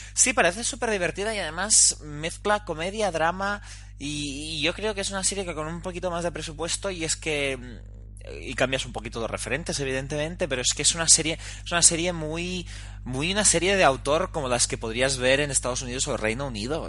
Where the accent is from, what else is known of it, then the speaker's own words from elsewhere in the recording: Girona, Catalonia, Spain; now in Barcelona, Spain; yo que soy de Girona